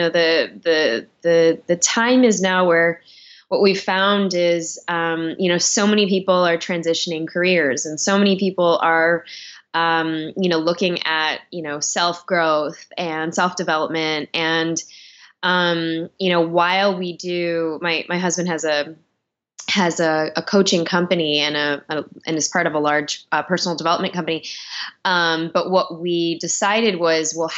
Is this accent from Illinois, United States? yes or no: yes; Chicago, Illinois, United States; now in Los Angeles, United States; growing up in Chi City in Chicago